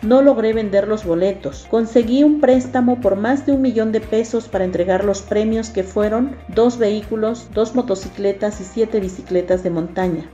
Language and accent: Spanish; Oaxaca, Mexico; como oaxaqueños nos llena de orgullo por ser parte de nuestras raíces y tradiciones